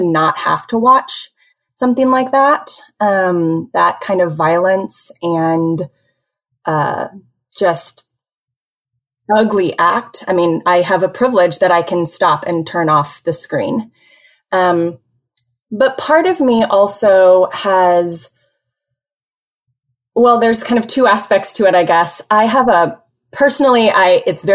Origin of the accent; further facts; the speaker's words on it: Houston, Texas, United States; also born or lived in Northeast United States / Dallas, United States; I am from Houston originally, so a native Texan